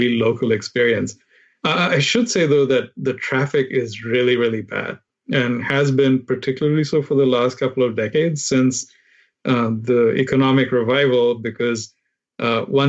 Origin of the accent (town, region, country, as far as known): India; born or raised there; accent: Indian; moved away as an adult; now in United States